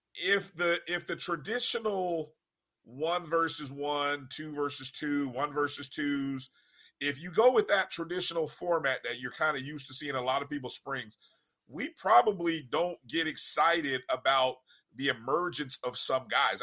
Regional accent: Indianapolis, Indiana, United States; my hometown, Indianapolis

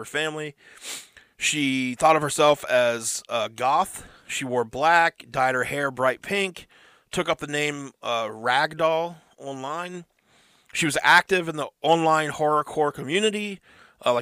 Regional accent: West Virginia, United States; it's the only place I've been, kind of. Yeah. I mean, I've been all over the place, but the only place I've ever really lived

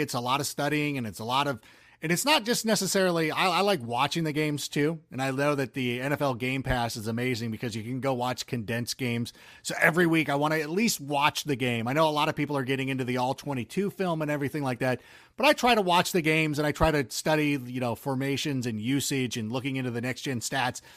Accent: Southern California, United States; born or raised there; also born or lived in Chicago

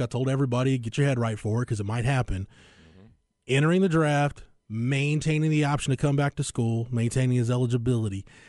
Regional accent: Florence, Texas, United States; growing up in Florence, Texas, America, I had a lot of friends that showed animals.

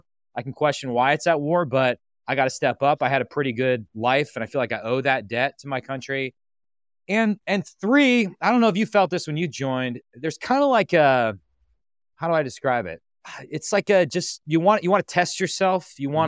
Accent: Green Bay, Wisconsin, United States; I am from Green Bay, Wisconsin. Come from a family of physicians.

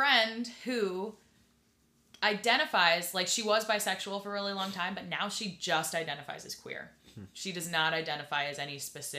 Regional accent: Central Illinois, United States; accent: Midwestern; I'm from Central Illinois. Just kidding. But well, I am

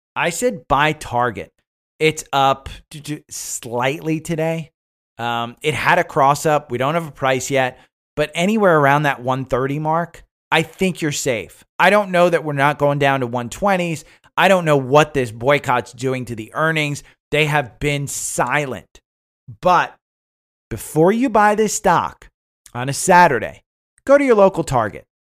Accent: Northeast, United States; moved away; I grew up in the Northeast, so we, you know, we don't have college football up there.

